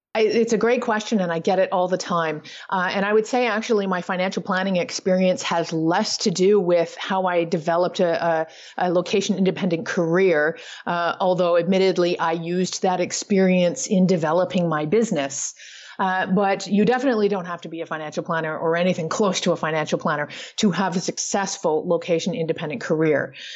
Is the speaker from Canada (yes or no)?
yes; Toronto, Ontario, Canada; I do have a home base now, uh, back in my hometown of Toronto, Canada